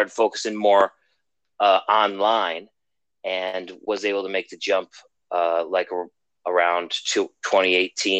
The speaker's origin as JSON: {"language": "English", "region": "Western New York", "country": "United States", "also_born_or_lived": "Arizona", "moved": "as an adult", "lives_now": "Boston, United States", "said": "I'm from Western New York originally"}